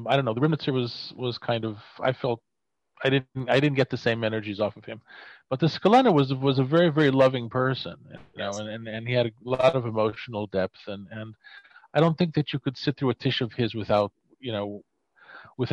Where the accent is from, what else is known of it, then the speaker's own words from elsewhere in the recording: Miami, Florida, United States; I grew up in Miami